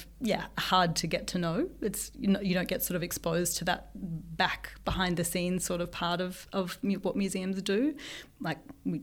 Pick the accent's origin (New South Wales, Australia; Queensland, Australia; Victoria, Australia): Victoria, Australia; Melbourne; moved away as an adult; also born or lived in Brisbane; I grew up in Melbourne, but I did my PhD in Brisbane